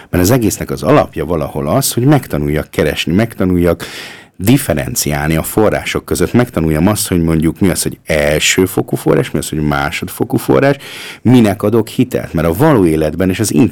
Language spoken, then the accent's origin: Hungarian; Austria; Tehát az, amiben mi fölnőttünk, tehát most jelenlegi osztrák, vagy ausztriai magyar, vagy felső ausztriai, vagy magyar közösségnek a túlnyomó többség az úgy nőtt föl